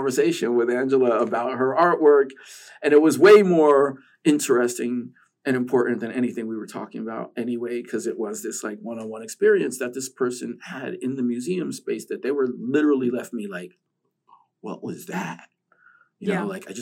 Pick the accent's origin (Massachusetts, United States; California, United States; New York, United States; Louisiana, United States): New York, United States; growing up in New York